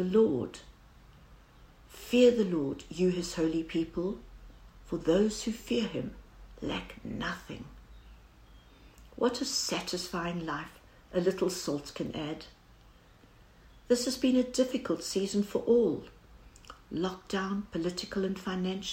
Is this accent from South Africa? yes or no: yes; South Africa; As every South African will know